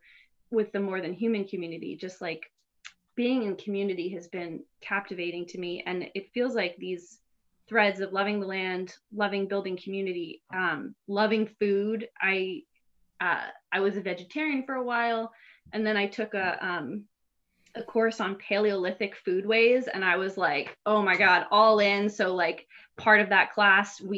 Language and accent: English; West Chester, Pennsylvania, United States; I grew up in Westchester, Pennsylvania